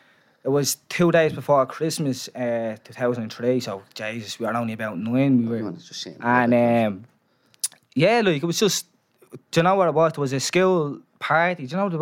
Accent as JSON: {"language": "English", "town": "Dublin", "region": "Leinster", "country": "Ireland", "tie": "born or raised there", "said": "I'm from Dorset Street Flats."}